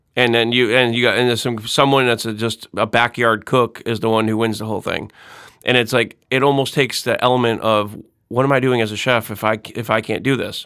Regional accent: Windsor Locks, Connecticut, United States; moved away as an adult; also born or lived in Hartford, Connecticut; now in Saint Tammany Parish, United States; I grew up in Windsor Locks, Connecticut

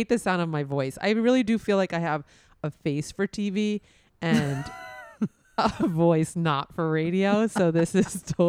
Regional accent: New York City, New York, United States; moved away as an adult; also born or lived in Boston; now in Miami, United States; I grew up in Brooklyn. I went to college in Boston. I came down to Miami for law school, where I met my husband, and I just stayed in Miami.

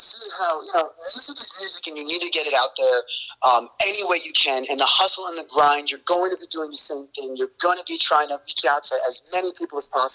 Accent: Northern New Jersey, United States; I'm from Northern New Jersey

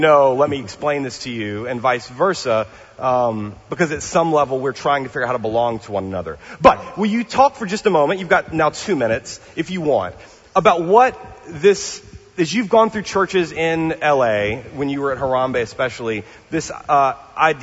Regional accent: the South, United States; I was raised in the South. My family's from Mississippi.

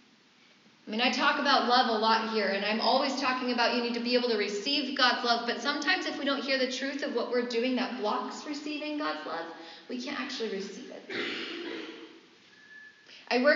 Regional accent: San Francisco Bay Area, California, United States; moved away; I'm from the Bay Area, there's lots of oak trees in that area

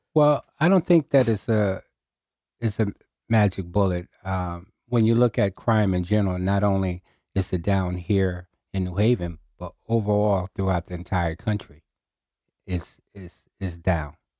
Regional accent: New Haven, Connecticut, United States; I was raised in New Hallville, on the corner of Winchester Avenue and Hazel Street

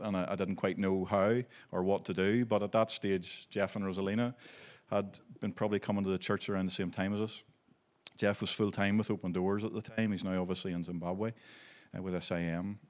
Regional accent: Belfast, Northern Ireland, United Kingdom; also born or lived in Maidstone, Kent, England; I was born in Belfast, and, um, we grew up through

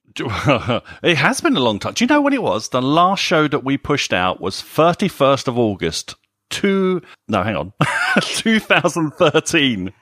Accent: United Kingdom; a British person

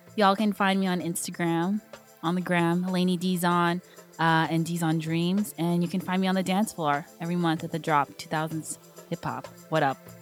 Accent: San Fernando Valley, California, United States; born and raised in the Valley

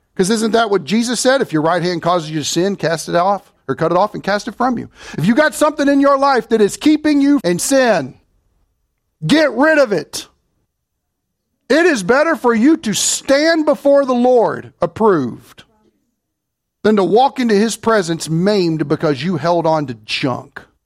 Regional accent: Kentucky, United States; I'm from Kentucky

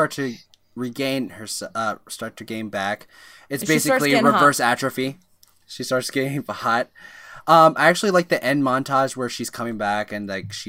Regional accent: Philippines; I'm Filipino

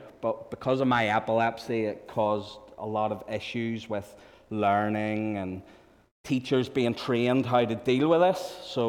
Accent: Malaysia; I knew Rhonda from growing up in Malaya, that was as kids.

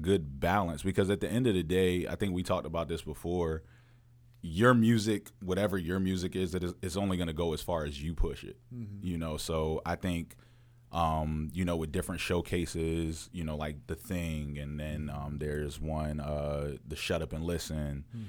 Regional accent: Fayetteville, North Carolina, United States; born there; Yeah, I was born in Fayetteville.

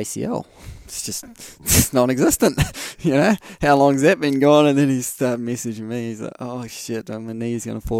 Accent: New Zealand; we pull out our New Zealand passports

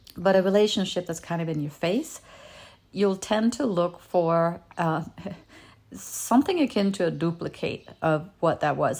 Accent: Denmark; first language Danish; English is a second language; moved away as an adult; now in United States; I was born and raised in Europe, and I moved to his town in the States to be with him

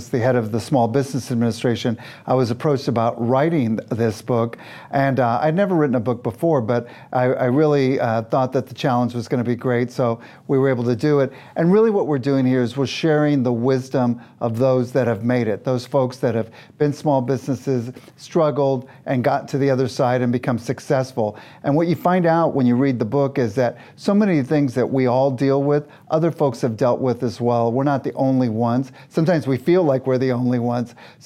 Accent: Kansas City, Missouri, United States; I was born and raised in Kansas City, Missouri

